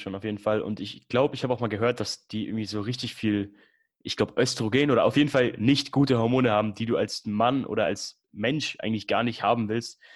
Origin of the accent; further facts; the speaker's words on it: Würzburg, Bavaria, Germany; ich komme aus Würzburg